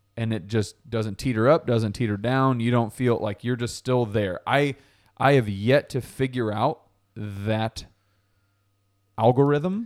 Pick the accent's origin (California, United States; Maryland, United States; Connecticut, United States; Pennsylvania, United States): Connecticut, United States; New Haven; I grew up in New Haven